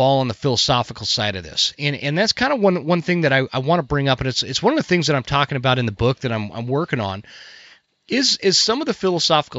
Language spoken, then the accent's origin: English; United States; as an American